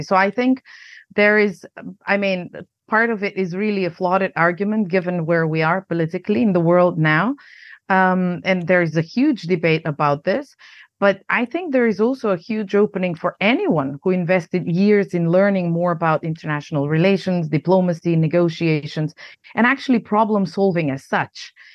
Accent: North Macedonia; moved away as an adult; also born or lived in United States; now in Prague, Czech Republic; I grew up in Yugoslavia, a country that doesn't exist anymore. And, um, I'm Macedonian, but also American, um, citizen now. And I live in the Czech Republic, in Prague.

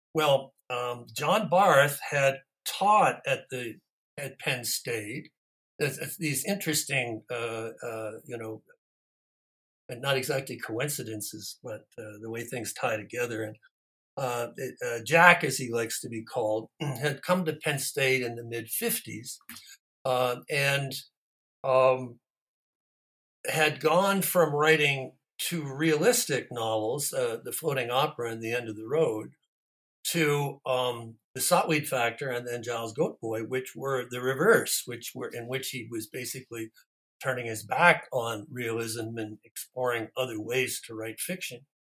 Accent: near Toronto, southern Ontario, Canada; moved away as an adult; also born or lived in United States; I was raised, born and raised in Canada in southern Ontario, near Toronto

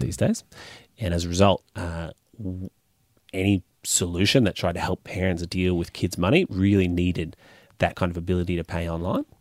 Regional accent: North Queensland, Australia; I grew up in North Queensland

